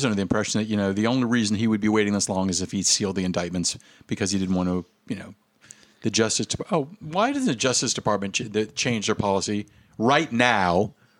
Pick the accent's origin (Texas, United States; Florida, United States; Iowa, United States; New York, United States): Florida, United States; my hometown is just a bunch of it's kind of ignorant racist crackerville.